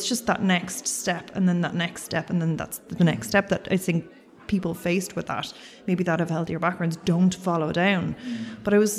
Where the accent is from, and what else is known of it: Ireland